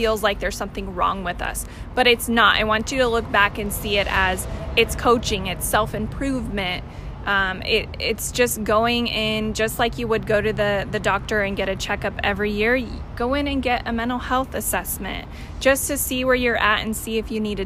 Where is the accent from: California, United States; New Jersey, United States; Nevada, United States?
California, United States; Stanislaus County; I grew up in Stanislaus County